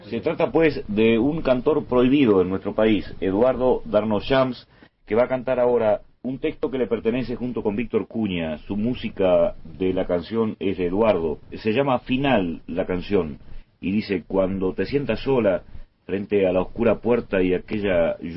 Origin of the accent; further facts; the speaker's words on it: Uruguay; ese uruguayo famoso en el mundo, preso en libertad, y no es ninguna ironía, en la cárcel de libertad allá en mi tierra